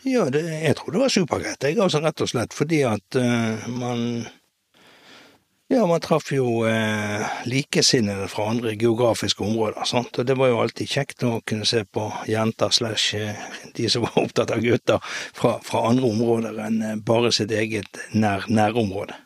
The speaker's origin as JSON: {"language": "Norwegian", "town": "Bergen", "region": "Vestland", "country": "Norway", "tie": "born or raised there", "said": "Opprinnelig så er jeg født og oppvokst på Hop"}